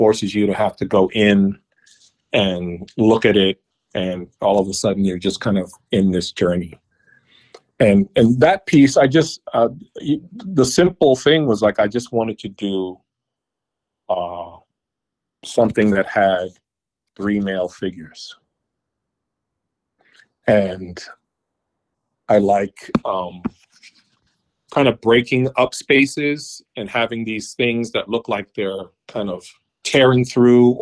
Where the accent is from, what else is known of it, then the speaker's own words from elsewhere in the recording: New York, United States; I was born and raised in New York.